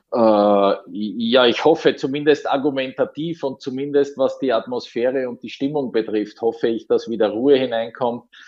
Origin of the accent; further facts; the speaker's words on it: Graz, Styria, Austria; meine Heimatstadt Graz